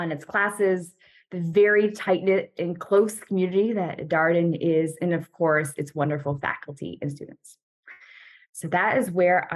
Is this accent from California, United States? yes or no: yes; Orange County, Southern California, United States; also born or lived in Los Angeles; I am born and raised in Southern California. Orange County, to be exact